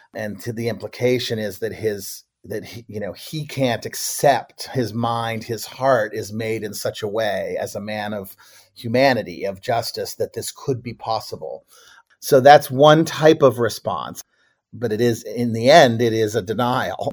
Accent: Boston, Massachusetts, United States; moved away; also born or lived in Brookline, Massachusetts; I grew up in Boston, Boston and Brookline, Massachusetts.

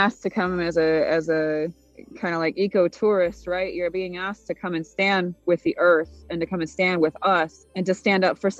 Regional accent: Couchiching First Nation, Ontario, Canada; I'm Bear Clan from Kuchiching First Nation.

